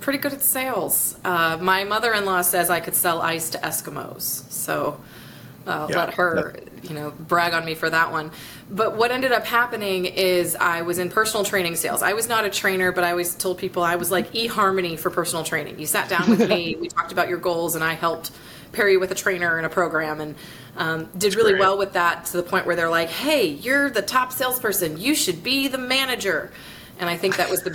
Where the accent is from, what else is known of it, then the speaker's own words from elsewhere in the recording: Naples, Florida, United States; also born or lived in Colorado Springs, Colorado; now in Gainesville, United States; I grew up down in Naples, Florida. Originally born in Colorado Springs, but when I was a kid, we moved to Naples